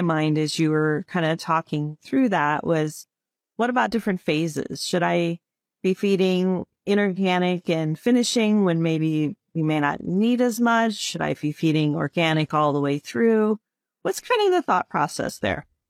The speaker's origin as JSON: {"language": "English", "region": "Illinois", "country": "United States", "tie": "born or raised there", "said": "I grew up in Illinois"}